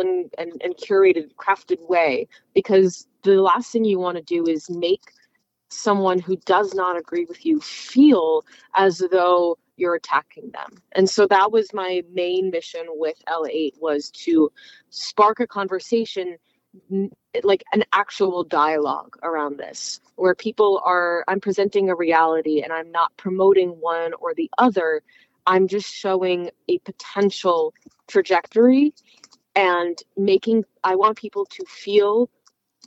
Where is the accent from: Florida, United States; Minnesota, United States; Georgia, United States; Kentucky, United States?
Florida, United States; South; I'm from South Florida